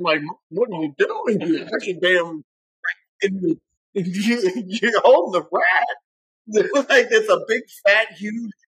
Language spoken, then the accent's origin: English; Little Rock, Arkansas, United States; I'm from Little Rock, Arkansas.